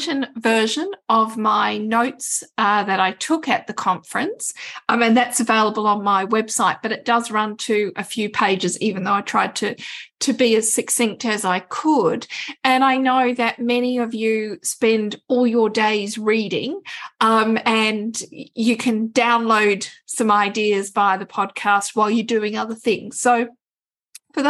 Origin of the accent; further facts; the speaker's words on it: Australia; I'm an Australian